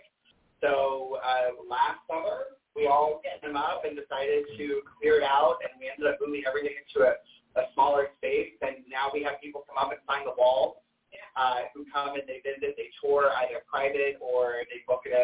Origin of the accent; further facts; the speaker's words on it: Florida, United States; moved away as an adult; also born or lived in Jacksonville, Florida / New York; I'm originally from Florida, and I lived in Jacksonville for 30 years of my life, and I grew up like 45 minutes away from St. Augustine, Florida